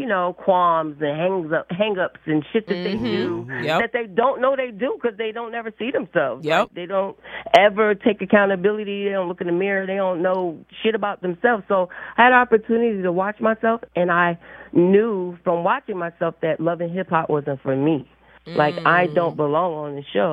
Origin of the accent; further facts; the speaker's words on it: Philadelphia, Pennsylvania, United States; I'm from North Philly